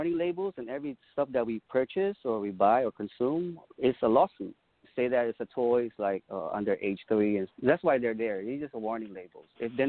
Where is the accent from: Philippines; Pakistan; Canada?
Philippines; Angeles City, Central Luzon; now in Daly City, United States; I'm from Pampanga, Angeles City, where the Air Force Base and the Naval Base used to be.